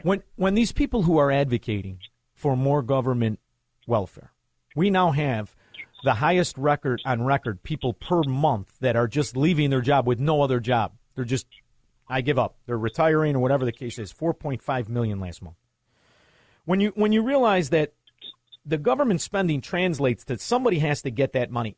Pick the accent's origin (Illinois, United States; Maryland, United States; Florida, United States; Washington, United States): Illinois, United States; Chicago; walked around with a certain pride of being a Chicagoan